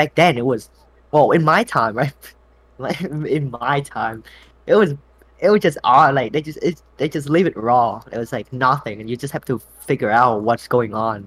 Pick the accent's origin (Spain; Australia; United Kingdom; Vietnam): Vietnam; moved away; I was born and raised in Vietnam